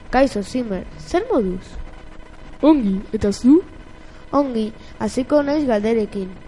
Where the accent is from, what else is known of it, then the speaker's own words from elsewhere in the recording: Frankfurt, Hesse, Germany; born there; Frankfurten jaio nintzen, Alemanian.